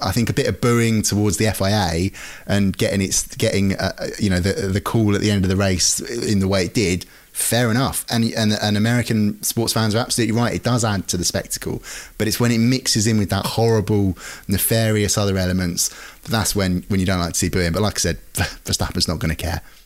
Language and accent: English; United Kingdom; we're British